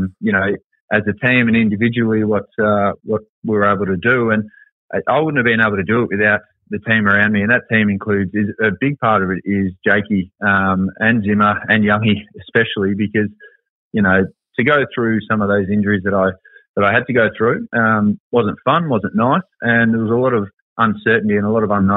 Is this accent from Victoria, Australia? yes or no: yes; Werribee, Victoria, Australia; I was from Werribee